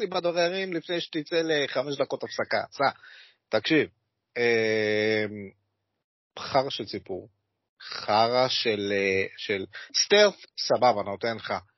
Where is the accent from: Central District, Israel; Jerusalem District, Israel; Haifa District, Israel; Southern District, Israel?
Haifa District, Israel; Kiryat Yam; moved away; אני מגיע במקור מהצפון, אוקיי? קריית ים רפרזנט